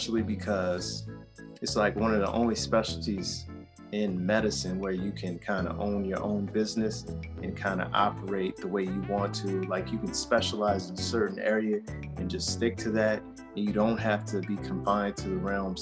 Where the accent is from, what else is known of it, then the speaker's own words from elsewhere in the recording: New Orleans, Louisiana, United States; now in Atlanta, United States; I am originally from New Orleans, Louisiana. Hey. I'm now here in Atlanta